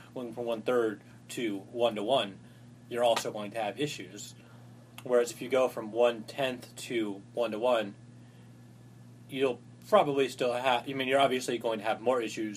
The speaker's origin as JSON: {"language": "English", "region": "Florida", "country": "United States", "said": "As a Floridian"}